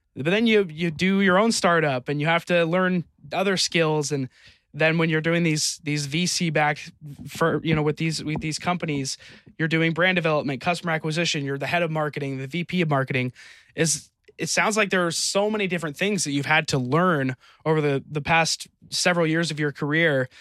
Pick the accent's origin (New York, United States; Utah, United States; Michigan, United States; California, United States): Utah, United States; I grew up in Utah